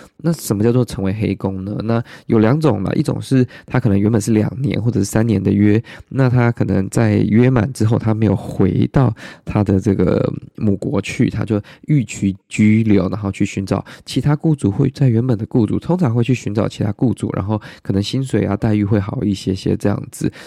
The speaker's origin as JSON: {"language": "Chinese", "country": "Taiwan", "said": "我台湾人"}